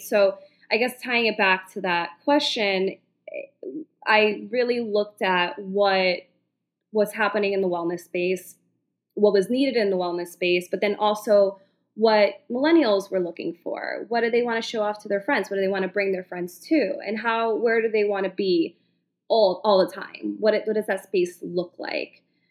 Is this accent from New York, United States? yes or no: yes; New York City, New York, United States; as a New Yorker, I've grown up here